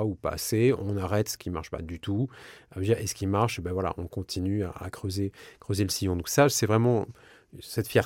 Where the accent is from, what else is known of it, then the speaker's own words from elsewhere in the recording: south-west France, France; c'est pas parce que je suis du Sud-Ouest que je vais te taper dans le dos et te dire viens on va partager une chocolatine.